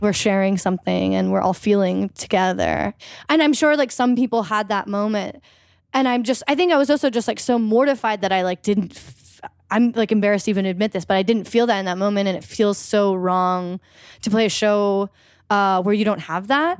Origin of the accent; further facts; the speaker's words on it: Eugene, Oregon, United States; moved away as an adult; also born or lived in Philadelphia; my hometown, Eugene